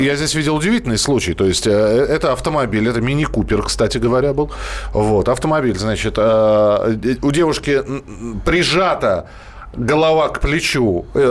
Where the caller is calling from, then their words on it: Vladivostok, Primorsky Krai, Russia; я звоню из Владивостока, города нашего хорошего